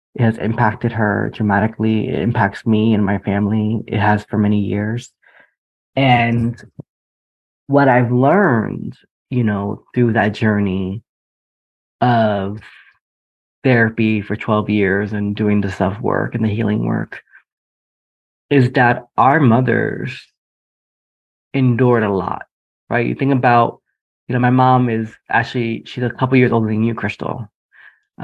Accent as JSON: {"language": "English", "country": "United States", "said": "your husband and I are both um, from the New York, New Jersey area. We have this Caribbean understanding"}